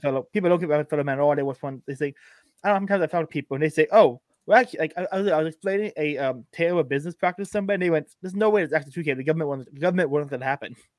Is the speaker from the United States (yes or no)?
yes; Florida, United States; I'm a Florida nationalist